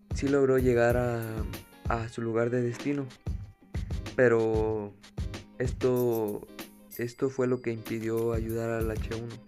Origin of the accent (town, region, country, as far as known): Mexico